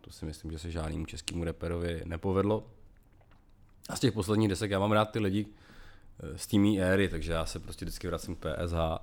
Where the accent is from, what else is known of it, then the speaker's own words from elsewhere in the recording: Moravia, Czechia; jsem vyrůstal na Moravě